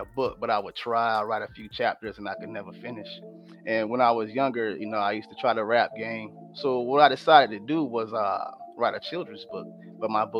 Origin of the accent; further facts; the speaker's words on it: Sarasota, Florida, United States; I'm from Sarasota, Florida